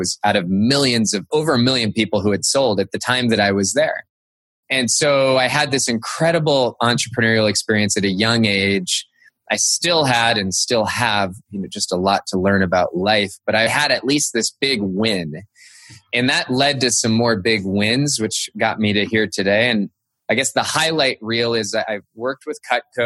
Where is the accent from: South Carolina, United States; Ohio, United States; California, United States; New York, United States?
California, United States; Cupertino; I grew up in Cupertino, California